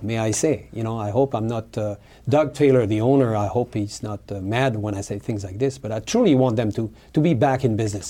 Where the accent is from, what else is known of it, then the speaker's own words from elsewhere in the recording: New Caledonia; English is a second language; moved away as an adult; now in Hawaii, United States; I was born in New Caledonia. New Caledonia is an island. It's a French territory in the South Pacific between Fiji, Australia, and New Zealand. And I was born there. I went to high school there